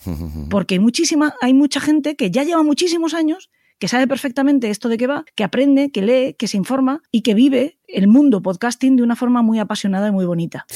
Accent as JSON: {"language": "Spanish", "country": "Spain", "said": "somos maravillosos los españoles"}